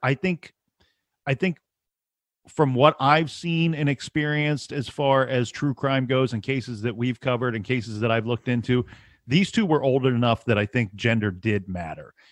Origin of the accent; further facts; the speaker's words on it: Ohio, United States; We're all from Ohio